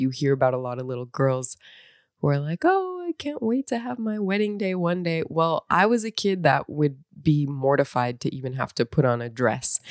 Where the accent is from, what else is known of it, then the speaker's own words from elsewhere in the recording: North Dakota, United States; moved away as an adult; I grew up in North Dakota